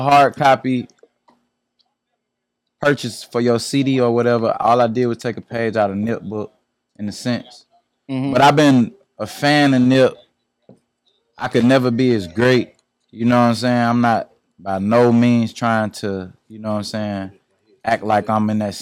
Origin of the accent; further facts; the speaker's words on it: Atlanta, Georgia, United States; I'm from Mechanicsville. So that's like Compton